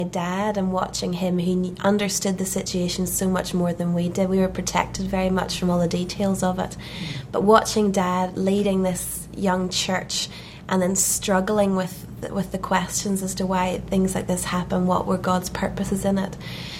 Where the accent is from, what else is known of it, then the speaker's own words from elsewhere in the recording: Belfast, Northern Ireland, United Kingdom; We're from Belfast, Northern Ireland.